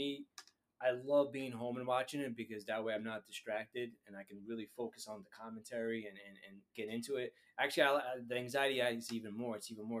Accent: New York, United States; I am from New York anyway.

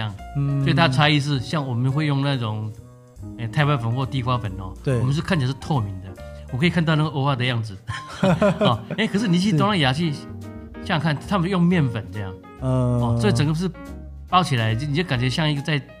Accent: Taiwan; 我们台湾人都知道，

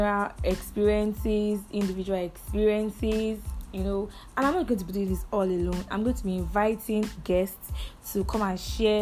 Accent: Badagry, Lagos, Nigeria; I hail from Badagry, Lagos State. Yup. I'm a proud Lagosian

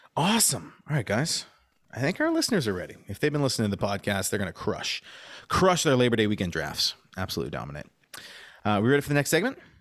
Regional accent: Montreal, Quebec, Canada; moved away; when I was growing up in Montreal

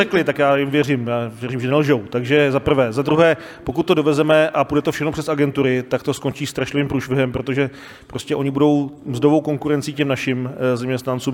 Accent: Mladá Boleslav, Central Bohemian Region, Czechia; Já jsem z Boleslavi

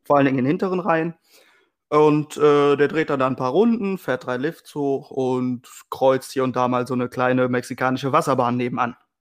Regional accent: Weisweiler, North Rhine-Westphalia, Germany; gebürtig aus Weißweiler

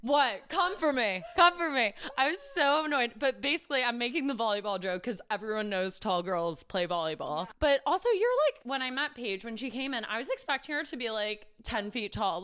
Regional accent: New York City, New York, United States; I grew up in New York City and it was pretty liberal

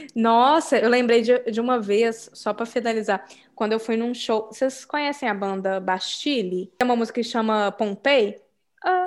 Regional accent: Brazil; moved away; sou do Brasil

